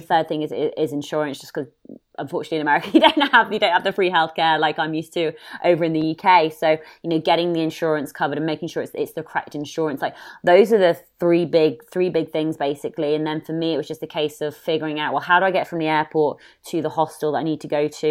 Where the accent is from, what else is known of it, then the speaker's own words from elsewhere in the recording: United Kingdom; being a Brit and, or having an accent